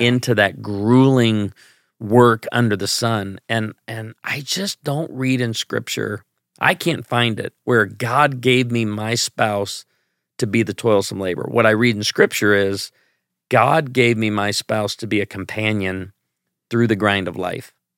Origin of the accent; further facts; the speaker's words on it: Chicago, Illinois, United States; now in Branson, Missouri, United States; I grew up in Chicago